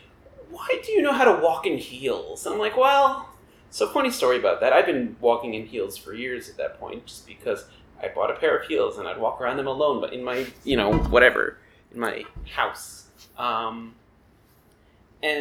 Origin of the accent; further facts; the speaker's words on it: Long Island, New York, United States; moved away as an adult; also born or lived in Kingston, Pennsylvania; I grew up on Long Island, which is not far out from New York. You know, I grew up 45 minutes outside the city